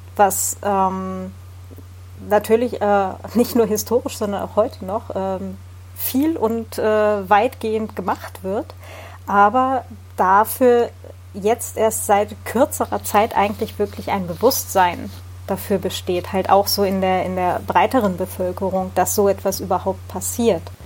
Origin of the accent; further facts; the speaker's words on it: Hildesheim, Lower Saxony, Germany; Norddeutschland und äh, ich bin dann acht Jahre in Hildesheim zur Schule gegangen